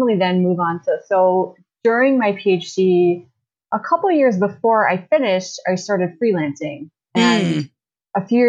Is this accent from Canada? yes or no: yes; Ottawa, Ontario, Canada; moved away as an adult; also born or lived in Toronto; I grew up in Ottawa